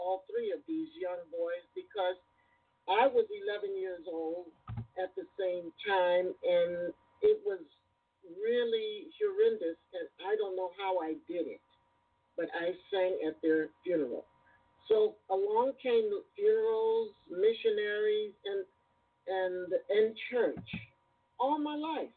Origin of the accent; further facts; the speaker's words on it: Gary, Indiana, United States; also born or lived in East Chicago, Indiana; I was born in East Chicago, Indiana, but raised basically in Gary, Indiana